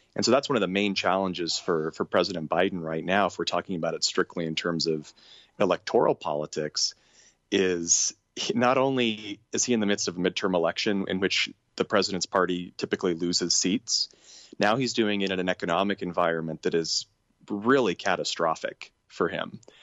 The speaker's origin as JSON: {"language": "English", "town": "Portland", "region": "Oregon", "country": "United States", "tie": "born or raised there", "moved": "yes", "lives_now": "Northwest Arkansas, United States", "said": "living here in Northwest Arkansas, there's definitely more of a culture, uh, around guns than I had growing up outside of Portland, Oregon"}